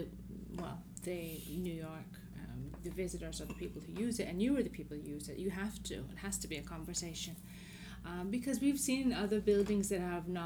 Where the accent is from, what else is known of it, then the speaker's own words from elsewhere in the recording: Paris, Île-de-France, France; I'm from Paris